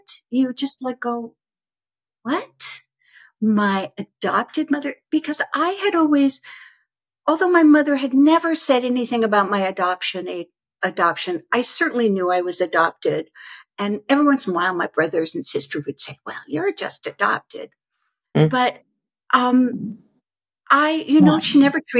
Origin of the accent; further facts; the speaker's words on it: United States; also born or lived in Stockholm, Sweden / Malmö, Sweden; So I was born in Sweden, in Stockholm, Sweden, and then I was placed into a foster home down at the southern tip of Sweden in Malmö. And when I was 3 and a half, so I was there for about 3 years. When I was 3 and a half, an American professor came, a young, beautiful woman, and she adopted me. And we moved to America